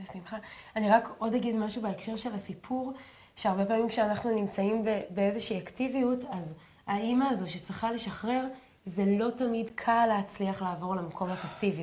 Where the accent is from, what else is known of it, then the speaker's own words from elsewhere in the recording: a moshav in the Galilee, Northern District, Israel; אני, אנחנו גדלתי במושב, אז אם לא הייתי לוקחת סוודר, גם ביום חורפי, ואנחנו גרים אה, בגליל בצפון